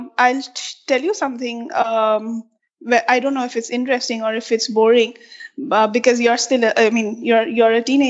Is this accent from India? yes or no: yes; Assam, India; also born or lived in Dibrugarh, Assam / Guwahati, Assam; now in Bangalore, India; I'm born and brought up in Assam